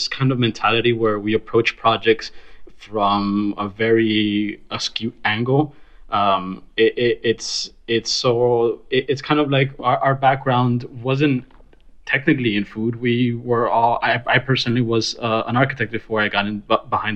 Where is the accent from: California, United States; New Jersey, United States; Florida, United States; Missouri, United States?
Florida, United States; Miami; moved away as an adult; now in New York City, United States; We're originally from Miami